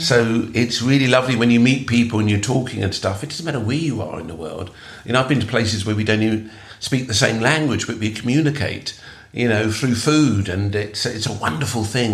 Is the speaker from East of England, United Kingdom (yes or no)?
no; London, United Kingdom; I'm born in England. I'm British. I'm, uh, I you know, and I'm come from multicultural Britain. Perhaps because I'm living in London, and I grew up with lots of uh, people whose parents were immigrant like like mine